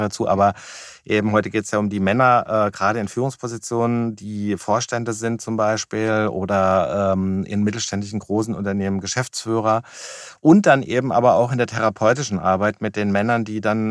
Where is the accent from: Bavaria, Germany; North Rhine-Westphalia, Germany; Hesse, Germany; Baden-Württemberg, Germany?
Hesse, Germany; Wiesbaden; komme aus Wiesbaden